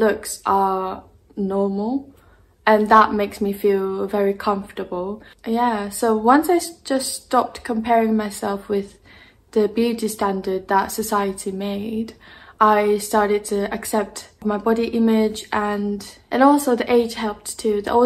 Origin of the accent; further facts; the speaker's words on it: Japan; now in United Kingdom; I'm originally from Japan, and I'm half Japanese and half Russian.